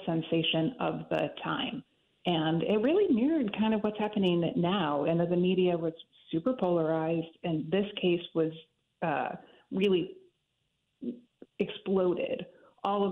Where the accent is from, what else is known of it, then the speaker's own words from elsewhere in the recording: Chicago, Illinois, United States; now in New Orleans, United States; I've been here since 95. I grew up in Chicago